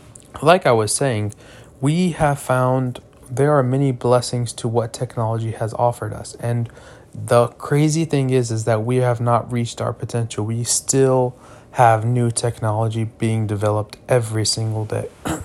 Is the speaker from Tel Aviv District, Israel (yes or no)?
no; Jerusalem, Jerusalem District, Israel; Me personally, I am from Jerusalem and I have family that live in Jerusalem.